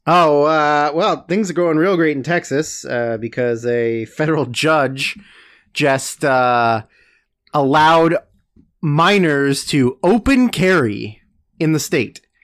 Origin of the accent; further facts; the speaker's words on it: Canada; also born or lived in Vancouver; growing up in Canada, which is wild, considering we live in Canada